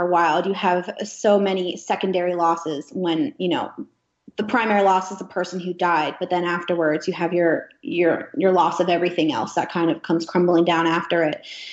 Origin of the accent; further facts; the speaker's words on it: Gettysburg, Pennsylvania, United States; moved away as an adult; also born or lived in Alaska; My hometown, which is Gettysburg, Pennsylvania, they're very patriotic there